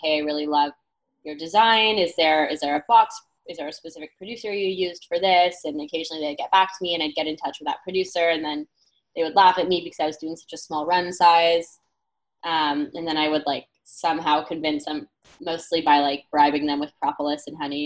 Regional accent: Canada; moved away; I'm from Canada

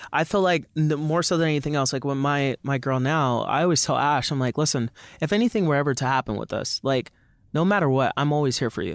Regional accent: Jamaica; I'm Jamaican

